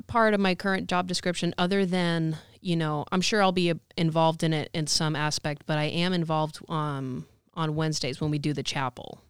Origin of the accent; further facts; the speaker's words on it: Santa Rosa, California, United States; I'm originally from Santa Rosa